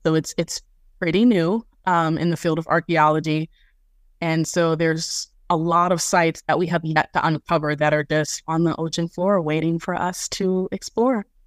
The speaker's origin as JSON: {"language": "English", "town": "Jacksonville", "region": "Florida", "country": "United States", "tie": "born or raised there", "said": "my first field school, which was based in my hometown, Jacksonville, Florida"}